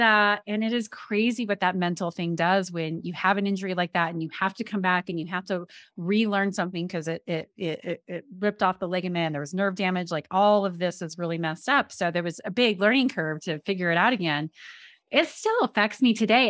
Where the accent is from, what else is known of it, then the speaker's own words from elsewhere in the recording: Colorado, United States; I grew up in Colorado, was playing in Colorado.